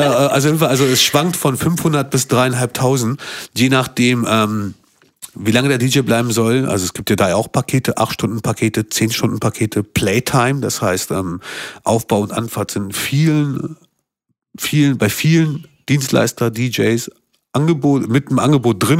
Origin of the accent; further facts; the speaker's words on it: Kosovo; now in Hanover, Germany; ich komme aus dem Kosovo